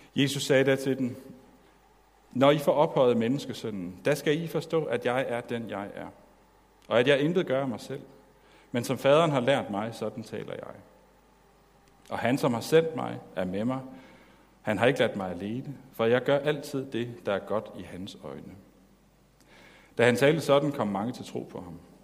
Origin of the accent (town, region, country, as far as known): Denmark